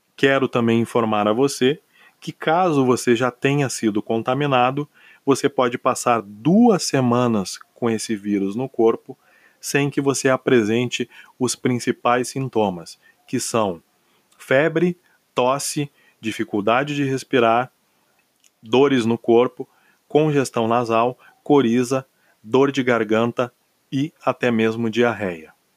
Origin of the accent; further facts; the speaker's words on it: Brazil; nós somos uma nação de 27 estados